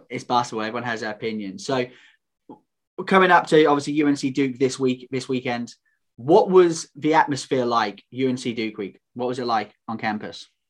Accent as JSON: {"language": "English", "country": "United Kingdom", "said": "also known as the British Tar Heel."}